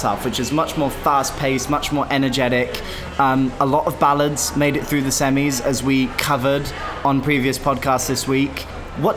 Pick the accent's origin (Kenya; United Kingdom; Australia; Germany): United Kingdom; as a British Eurovision fan